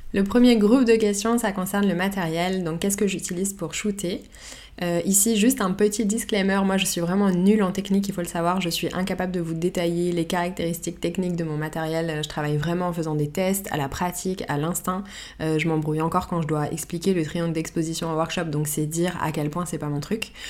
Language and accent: French; Paris, Île-de-France, France; je suis née et j'ai grandi à Paris